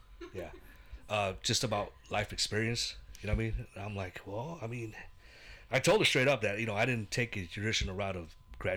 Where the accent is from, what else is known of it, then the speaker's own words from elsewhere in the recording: the Bay Area, California, United States; moved away as an adult; now in Visalia, United States; growing up in the Bay